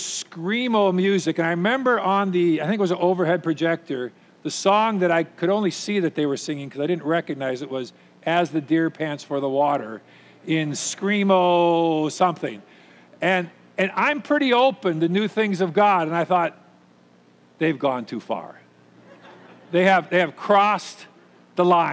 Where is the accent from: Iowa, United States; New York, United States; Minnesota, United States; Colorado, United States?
Minnesota, United States; Minnetonka; I'm from Minnetonka, grew up here in the suburbs